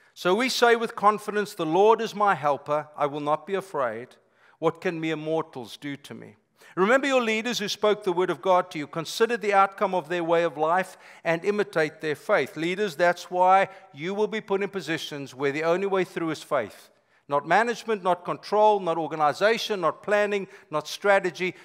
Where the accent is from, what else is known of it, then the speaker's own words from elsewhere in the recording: South Africa; moved away as an adult; now in United States; I'm South African by birth, been here 25 years